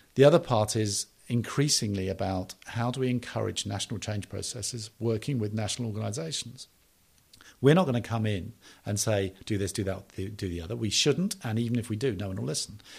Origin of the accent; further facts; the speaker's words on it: United Kingdom; I am British